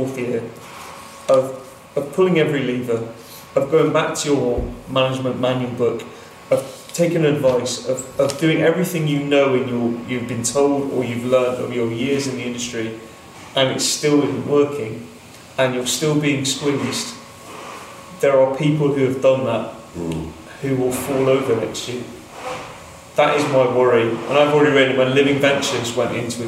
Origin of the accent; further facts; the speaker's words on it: England, United Kingdom; We're English.